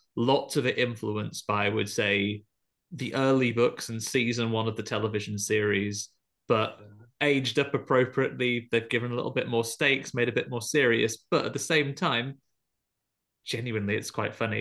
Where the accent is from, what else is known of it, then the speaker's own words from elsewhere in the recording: United Kingdom; as a British person